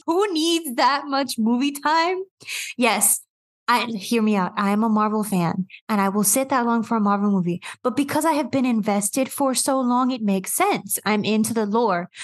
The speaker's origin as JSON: {"language": "English", "region": "New York", "country": "United States", "tie": "born or raised there", "said": "based in New York. Um, kind of been in New York the whole time"}